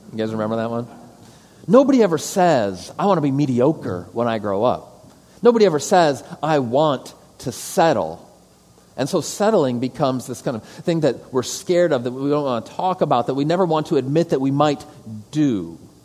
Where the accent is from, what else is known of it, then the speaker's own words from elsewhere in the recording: Detroit, Michigan, United States; moved away as an adult; also born or lived in Thailand / St. Louis / Arizona; I'm a kid from the suburbs. I'm from Metro Detroit originally.